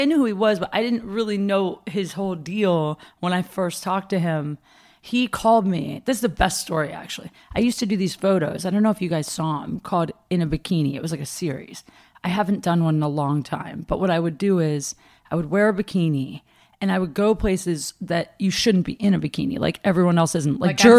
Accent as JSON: {"language": "English", "region": "Ohio", "country": "United States", "said": "I'm from Ohio."}